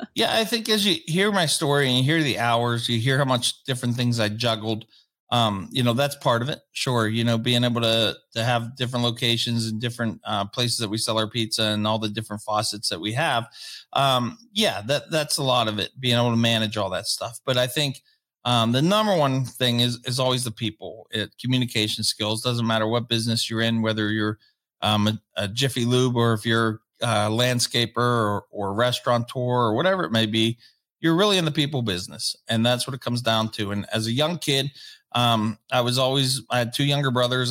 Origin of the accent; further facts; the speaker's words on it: Pittsburgh, Pennsylvania, United States; also born or lived in Wilkes-Barre; we moved back from Wilkes-Barre to Pittsburgh